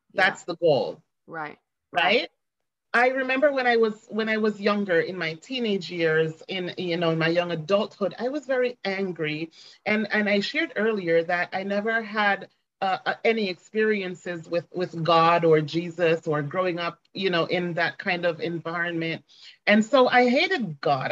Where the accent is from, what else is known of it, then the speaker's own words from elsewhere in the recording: Ocho Rios, Saint Ann, Jamaica; I was born and raised in Jamaica, um, raised in Ocho Rios, Jamaica, in fact